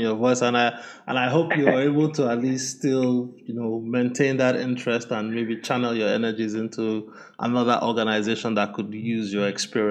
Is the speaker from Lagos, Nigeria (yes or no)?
yes; Lagos, Nigeria; my hometown in Lagos, Nigeria